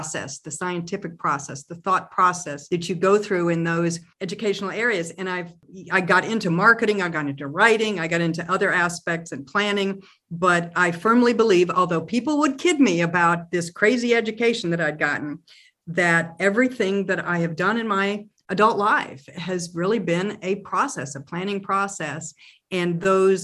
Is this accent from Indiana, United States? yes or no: no; Tulsa, Oklahoma, United States; moved away as an adult; also born or lived in Massachusetts; I was born and raised in Tulsa